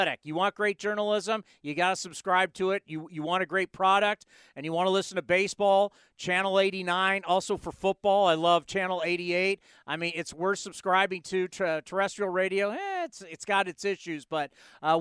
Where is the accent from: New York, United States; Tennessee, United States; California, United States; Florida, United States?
California, United States; San Diego; when I was a kid growing up in San Diego, I grew up right next to San Diego State